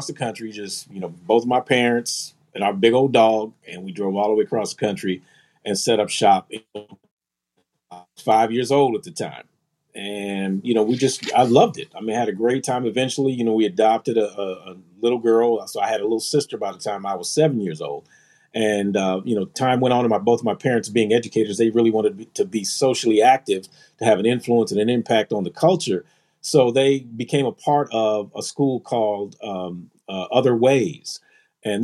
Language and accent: English; Philadelphia, Pennsylvania, United States; born there; Well, growing up for me, man, I was born in Philly. My dad was from Philly, and my mom is from New York.